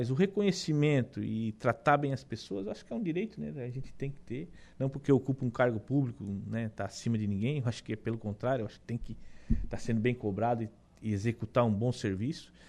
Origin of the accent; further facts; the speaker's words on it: Meleiro, Santa Catarina, Brazil; É, é, Lucas, eu era natural de Meleiro, né? Ah, é? Natural de Meleiro, lá. Nasci em Meleiro.